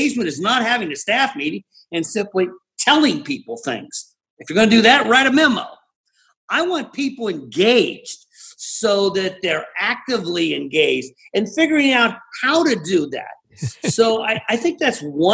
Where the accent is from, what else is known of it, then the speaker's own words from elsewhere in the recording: Ireland; I'm Irish